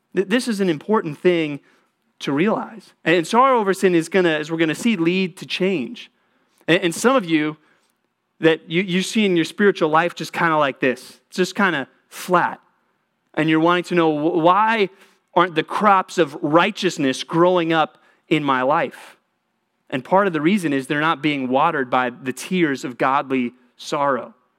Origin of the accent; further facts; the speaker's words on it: Texas, United States; moved away; I grew up in Texas.